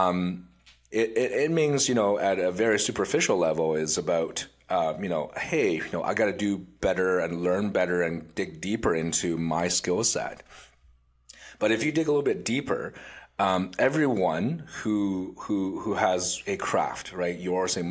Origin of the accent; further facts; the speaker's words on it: Vaasa, Ostrobothnia, Finland; now in Canada; I grew up in Finland